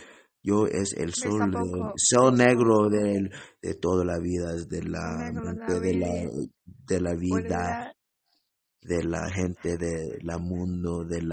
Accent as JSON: {"language": "English", "country": "United States", "accent": "American", "said": "My tongue is American as hell. I speak very American as hell."}